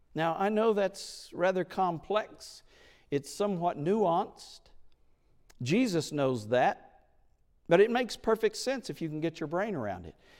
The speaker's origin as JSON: {"language": "English", "region": "Oklahoma", "country": "United States", "tie": "born or raised there", "moved": "yes", "said": "I was in Oklahoma, in my hometown"}